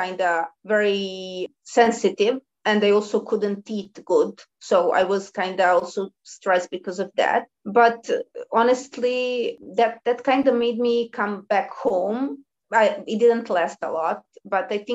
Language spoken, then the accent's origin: English; Belgrade, Serbia; the people who were born in Belgrade, as I did, they usually stay with their parents for a long time, while others move because of going to university, and my university was in my hometown